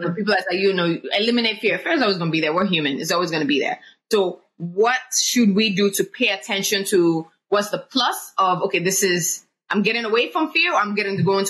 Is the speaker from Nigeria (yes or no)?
yes; Nigeria; I grew up in Nigeria